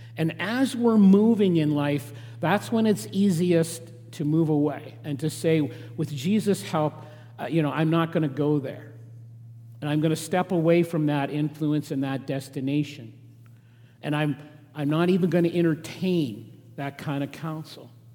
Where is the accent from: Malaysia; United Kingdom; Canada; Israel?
Canada; Regina, Saskatchewan; now in southern Alberta, Canada; I grew up in Saskatchewan, in Regina, uh, in farming country, but I was a distinct city boy